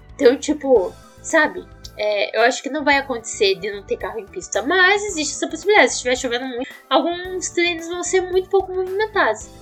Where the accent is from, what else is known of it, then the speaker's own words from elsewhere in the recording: Curitiba, Paraná, Brazil; eu sou de Curitiba, não sou de São Paulo